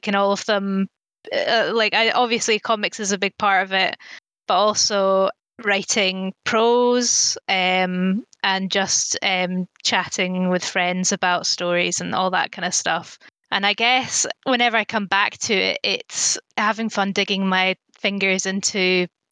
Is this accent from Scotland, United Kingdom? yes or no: yes; Elgin, Scotland, United Kingdom; also born or lived in Cheddar, England / Dunblane, Scotland / Glasgow, Scotland; I grew up in Elgin, which is a town to the north of Scotland, not far from Inverness